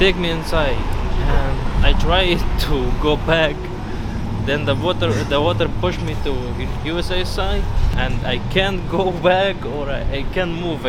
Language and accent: English; Syria; English is a second language; now in Mexico; I'm from Syria.